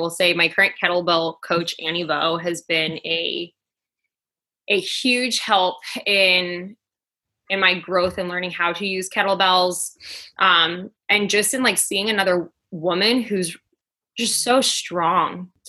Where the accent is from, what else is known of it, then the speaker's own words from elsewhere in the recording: Queens, New York, United States; now in New Jersey, United States; I am originally from Queens, New York. I currently live in New Jersey, and I have moved 13 times within my life.